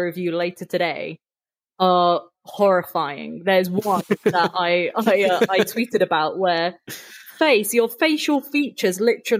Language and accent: English; United Kingdom; I'm also from the UK.